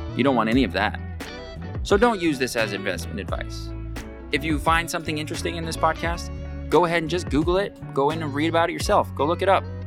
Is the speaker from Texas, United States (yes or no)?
no; Pacific County, Washington, United States; growing up in Pacific County as a local boy, quite like myself